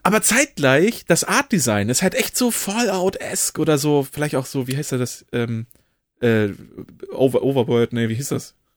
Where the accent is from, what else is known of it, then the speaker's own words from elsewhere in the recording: Oldenburg, Lower Saxony, Germany; als Oldenburger